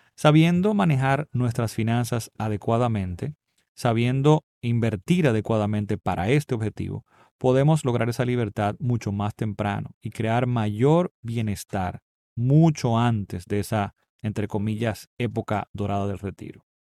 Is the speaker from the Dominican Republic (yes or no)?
yes; Dominican Republic; aunque en mi país no afectó tan fuertemente